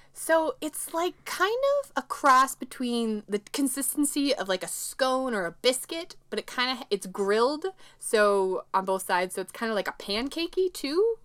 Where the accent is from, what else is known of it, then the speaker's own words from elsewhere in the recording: Midwest, United States; an American woman from the Midwest